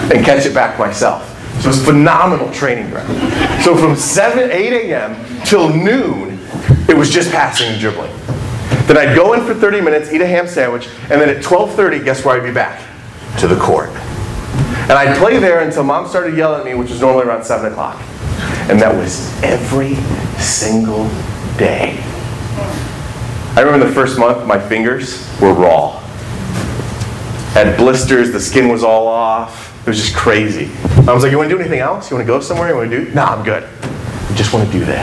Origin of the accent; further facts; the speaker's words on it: Indiana, United States; moved away; also born or lived in Kentucky; I'm from Indiana. And at this point in my life, I was living in Kentucky.